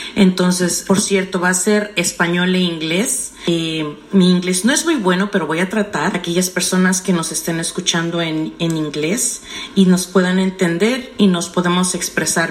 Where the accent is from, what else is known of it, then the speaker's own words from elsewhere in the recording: Mexico City, Mexico; also born or lived in Brooklyn, New York; now in New York, United States; soy mexicana de la Ciudad de México, eh, que tengo en este país aproximadamente unos 20 años.